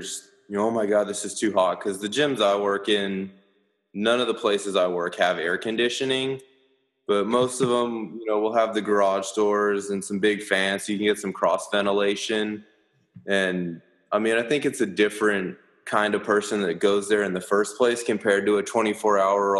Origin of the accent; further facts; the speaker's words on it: Colorado, United States; now in Austin, United States; Growing up in Colorado